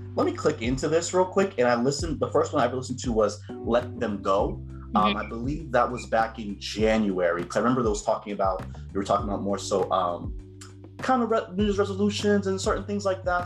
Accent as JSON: {"language": "English", "town": "Cambridge", "region": "Massachusetts", "country": "United States", "tie": "born or raised there", "said": "I was raised in Cambridge, Massachusetts, um, where I spent the most of my life"}